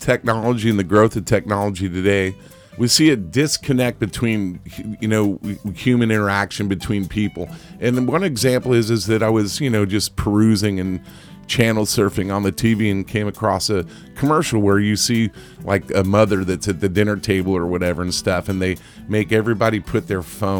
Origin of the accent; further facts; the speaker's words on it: Ireland; And I'm Irish, not Italian, but anyway.